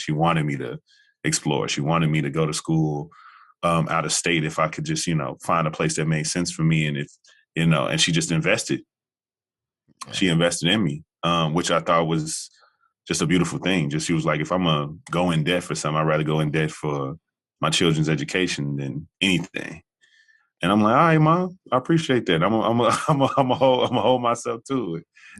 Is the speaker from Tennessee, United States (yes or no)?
yes; Jackson, Tennessee, United States; moved away as an adult; So really, truly born and raised in Tennessee. I didn't leave until I was 18, so freshman year. All of my years. All my kind of, you know, formative years were definitely spent in Jackson, and that small town existence is interesting.